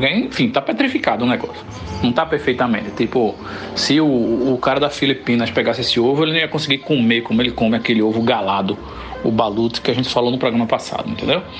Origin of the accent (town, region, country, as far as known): Northeast Brazil, Brazil